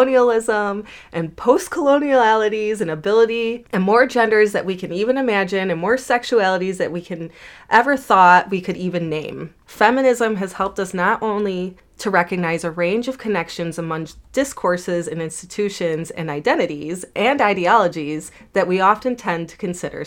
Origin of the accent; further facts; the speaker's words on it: United States; I'm American